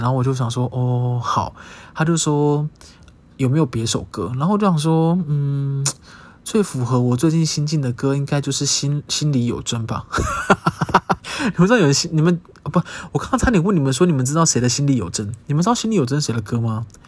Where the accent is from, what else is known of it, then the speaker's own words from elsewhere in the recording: Taiwan; 我是住在台湾的台湾人